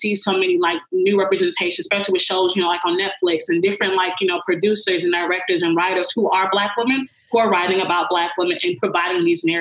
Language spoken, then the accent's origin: English; Atlanta, Georgia, United States; growing up in Atlanta, Georgia, like everything's Black, everybody's Black